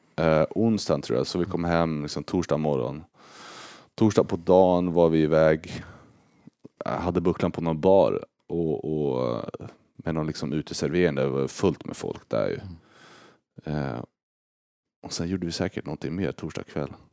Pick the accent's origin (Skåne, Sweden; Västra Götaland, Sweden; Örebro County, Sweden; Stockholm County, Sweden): Örebro County, Sweden; Örebro; moved away as an adult; now in St. Louis, United States; Örebro är ju liksom hemma